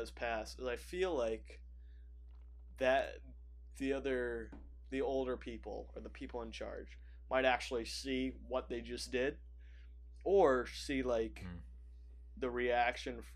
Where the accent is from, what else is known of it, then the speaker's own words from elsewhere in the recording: United States; I'm American